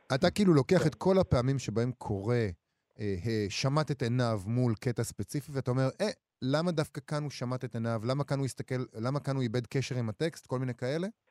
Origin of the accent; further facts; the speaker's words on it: Israel; אנחנו ישראלים